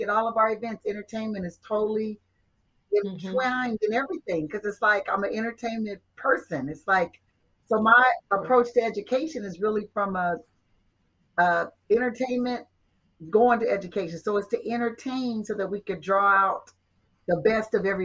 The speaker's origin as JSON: {"language": "English", "town": "Compton", "region": "California", "country": "United States", "tie": "born or raised there", "said": "being the youngest of nine from Compton, California"}